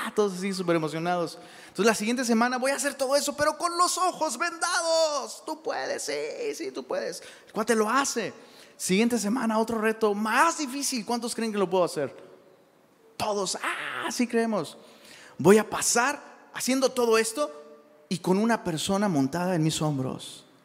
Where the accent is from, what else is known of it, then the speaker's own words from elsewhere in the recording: Cuernavaca, Morelos, Mexico; regresé a la escuela ¿no? en, Cuernavaca, Morelos.